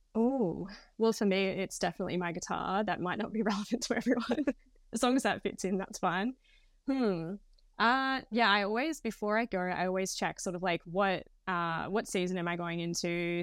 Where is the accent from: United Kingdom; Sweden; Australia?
Australia; Queensland; moved away as an adult; also born or lived in Sydney; I'm actually from Queensland, so I'd moved down to Sydney with my partner at the time.